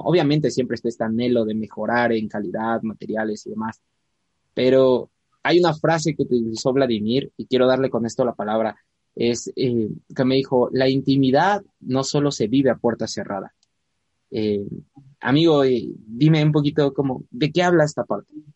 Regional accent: Puebla, Mexico; Puebla, de donde yo soy

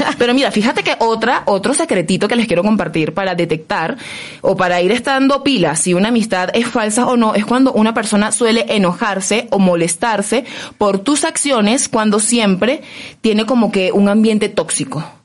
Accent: Caracas, Capital District, Venezuela; soy caraqueña, entonces claro que hay diferencias un poquito allí en el léxico

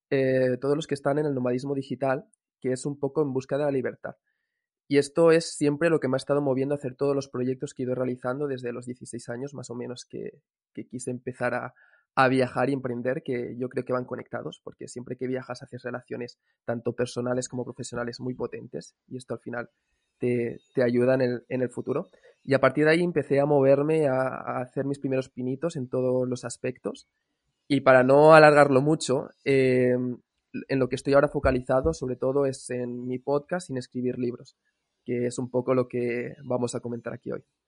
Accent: Cambrils, Catalonia, Spain; moved away as an adult; also born or lived in Valencia / Bali; podríamos decir que soy de, la zona de Cambrils, realmente no nací aquí, nací en Valencia, pero sí que he estado casi toda la vida en Cambrils

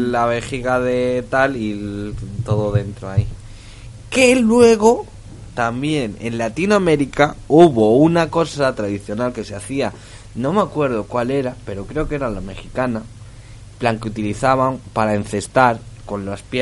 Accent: Spain; que los españoles por fin ganamos los All Blacks

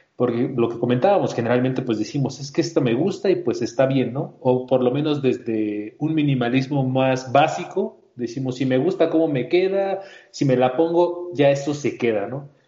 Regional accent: Mexico City, Mexico; yo soy también aquí de la Ciudad de México

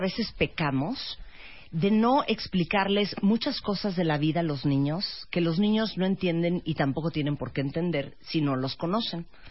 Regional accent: Nicaragua; En Nicaragua, de donde soy originaria

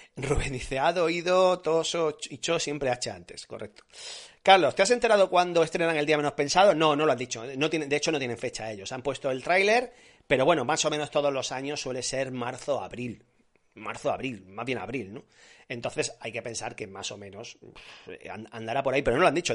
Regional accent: Granada, Andalusia, Spain; en mi tierra se hacen buenas migas, en Granada se hacen muy buenas migas

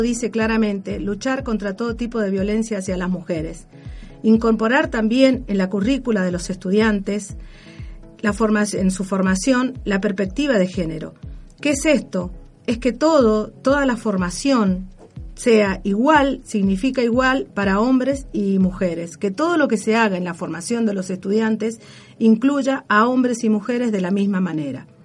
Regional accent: Mendoza, Argentina; nuestra provincia

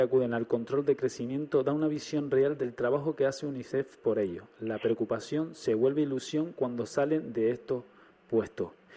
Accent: Canary Islands, Spain; los canarios somos bastante solidarios

